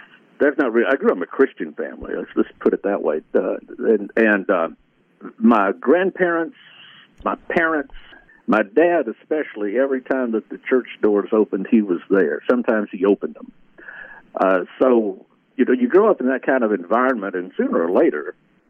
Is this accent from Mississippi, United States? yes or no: yes; Greenville, Mississippi, United States; I grew up in Greenville. I kind of considered myself one of these sophisticated Delta boys.